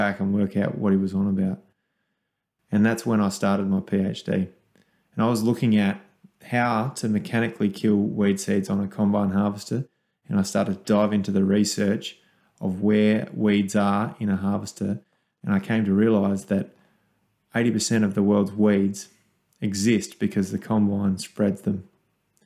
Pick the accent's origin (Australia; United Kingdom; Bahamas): Australia; Kangaroo Island, South Australia; a 13-year-old kid growing up on Kangaroo Island on a wool and grain farm